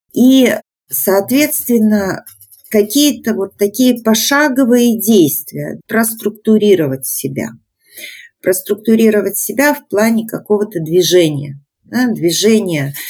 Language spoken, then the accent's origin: Russian; Belarus; мы белорусы, мы собрались в сообщество